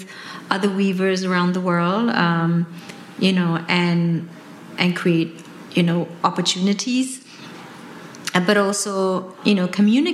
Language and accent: English; West Java, Indonesia; moved away; I'm Indonesian, I grew up in West Java